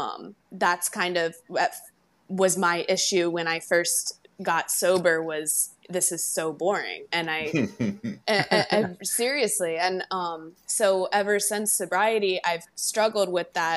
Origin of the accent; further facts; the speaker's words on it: Baltimore, Maryland, United States; now in Naples, United States; I am from Baltimore, Maryland, and I live in Naples, Florida